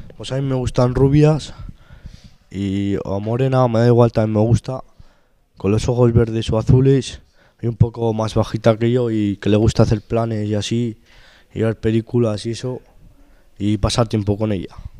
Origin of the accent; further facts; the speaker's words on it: Spain; also born or lived in Arnedo (family origin); soy de España y vivo aquí.